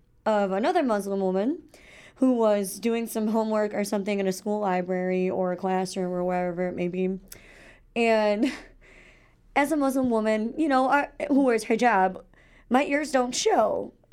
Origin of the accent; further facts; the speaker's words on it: Illinois, United States; It's funny because I live in Illinois, but I live just a couple miles south of Chicago, so I technically, like, I'm from the Midwest, but I have no idea.